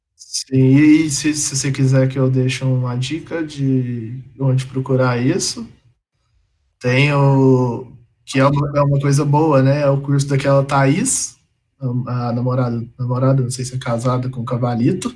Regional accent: Campo Belo, Minas Gerais, Brazil; moved away as an adult; now in Lavras, Brazil; eu sou de Campo Belo, morei a vida inteira em Campo Belo, que é aqui do lado

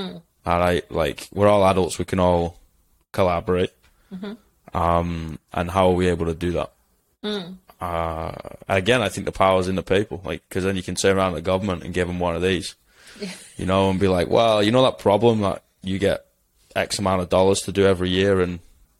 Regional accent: England, United Kingdom; Like, I'm English. I don't trust my government.

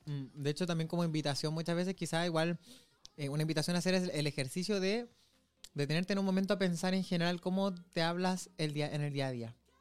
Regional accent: Antofagasta, Chile; moved away as an adult; now in Santiago, Chile; si estoy de donde yo nací, cuando yo estoy en Antofagasta

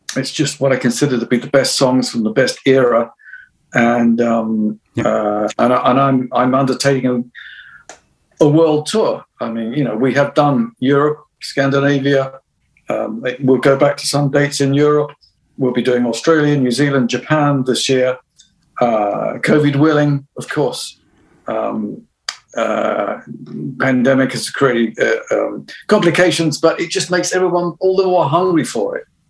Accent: United Kingdom; other than being British

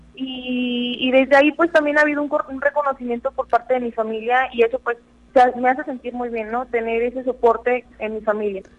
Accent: San Luis Potosí, Mexico; cada vez somos más juventudes potosinas

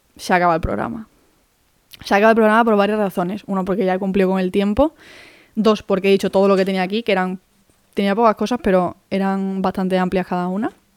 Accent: Málaga, Andalusia, Spain; moved away; also born or lived in Madrid; yo soy de Málaga, hago la selectividad de Andalucía

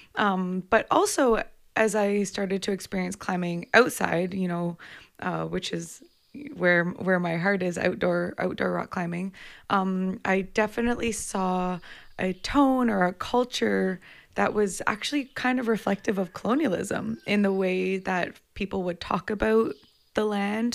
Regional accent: Komoka, Ontario, Canada; I grew up outside of London, Ontario, in a place called Camoka

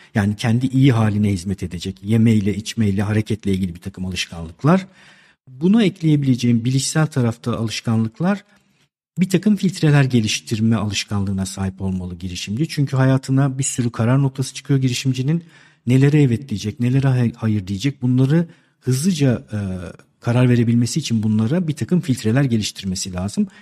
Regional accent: Istanbul, Turkey; 1971 ee, İstanbul doğumluyum

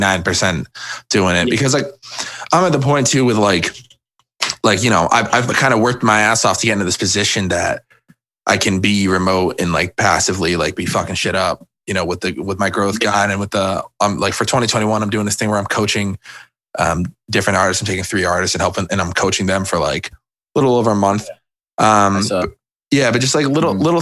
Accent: Cape Cod, Massachusetts, United States; moved away as an adult; now in Boston, United States; I'm from Cape Cod originally

